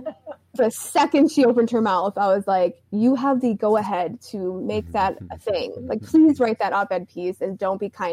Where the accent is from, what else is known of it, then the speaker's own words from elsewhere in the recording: Georgia, United States; I am from Georgia and I am a Southern girl.